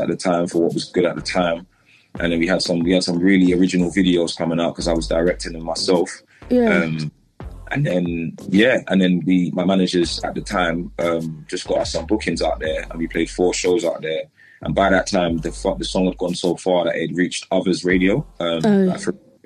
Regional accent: London, United Kingdom; I grew up in Southwest London in Wandsworth

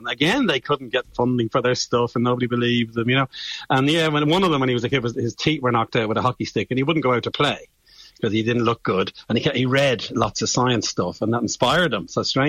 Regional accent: Bray, Leinster, Ireland; I'm from Bray, County Wicklow, and I had two great science teachers.

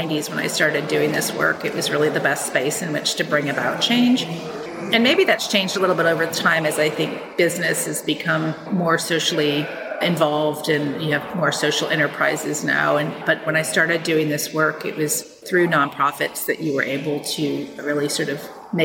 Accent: New Haven, Connecticut, United States; moved away as an adult; also born or lived in California; now in Austin, United States; originally, I'm from New Haven, Connecticut, and that's where I grew up and spent most of my life there

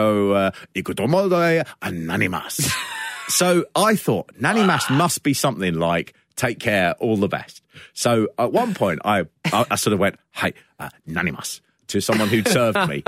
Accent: United Kingdom; I'm British

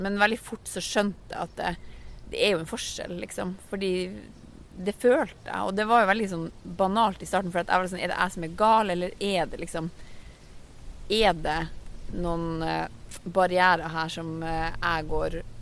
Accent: Finnmark, Norway; jeg kommer fra Finnmark, jeg er ikke fra Oslo vest

